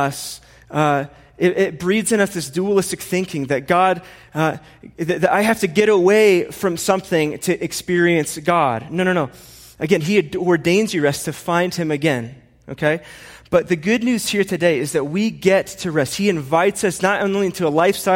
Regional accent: Indiana, United States; now in Colorado, United States; I'm from Indiana and I live here

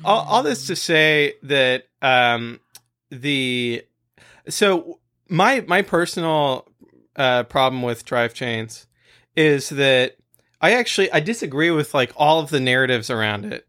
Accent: France; moved away; when I was growing up in France

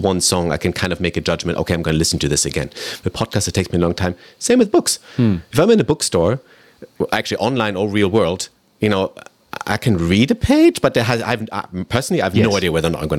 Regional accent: Germany; also born or lived in United Kingdom; now in Vancouver, Canada; I grew up in Germany and I lived in the UK. I've been in Canada for 10 years

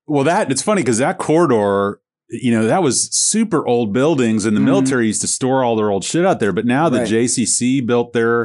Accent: St. Petersburg, Florida, United States; Well, that was me with St. Pete. I grew up in St. Pete and when I lived over there, it was a fucking shithole and it was old people

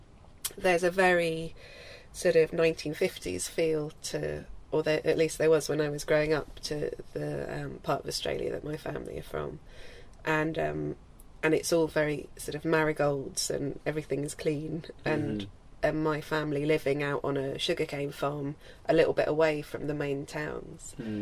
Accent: Isle of Wight, South East England, United Kingdom; childhood memories of growing up in the Isle of Wight

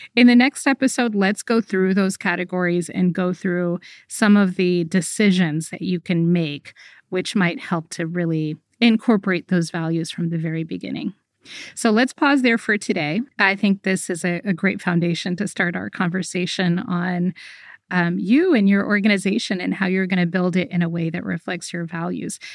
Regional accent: United States; I grew up in America

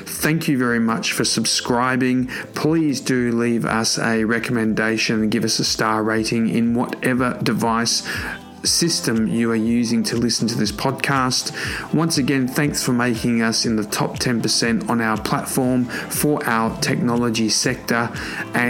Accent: Sydney, New South Wales, Australia; my hometown in Sydney, Australia

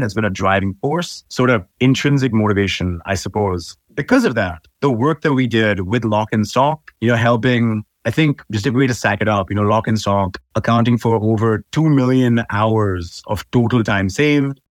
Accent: Sharjah, United Arab Emirates; also born or lived in Dubai, UAE / Iowa, United States; I was born in Dubai, but I actually grew up in a satellite city of Dubai. It's called Sharjah

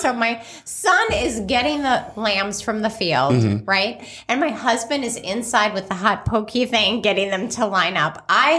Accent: United States; moved away; also born or lived in Chicago, Illinois / Scottsdale, Arizona; I grew up in Chicago in Scottsdale, Arizona.

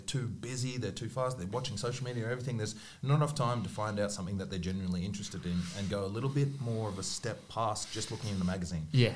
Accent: Brisbane, Queensland, Australia; I found that growing up in Brisbane

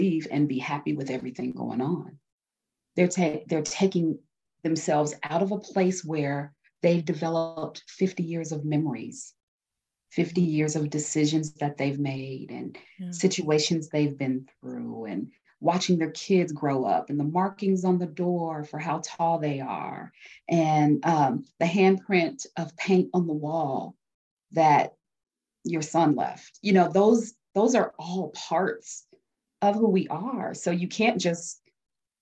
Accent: Denver, Colorado, United States; I live in Denver, Colorado. I was born and raised here

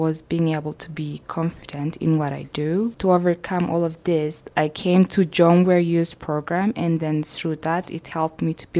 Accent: Eritrea; now in Brooks, Canada; I'm originally from Eritrea. I have been in Canada from 2018 and I have been living in Brooks since then.

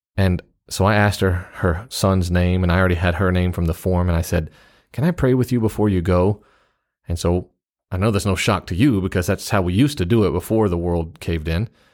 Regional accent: the South, United States; being a Southerner

